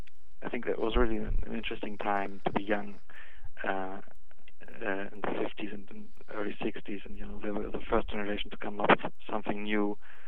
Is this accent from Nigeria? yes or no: no; Northern Germany, Germany; English is a second language; Near Hamburg.